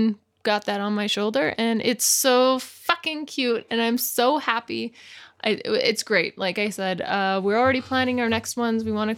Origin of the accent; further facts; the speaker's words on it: British Columbia, Canada; The Okanagan. It's in the southern interior of the BC province, British Columbia.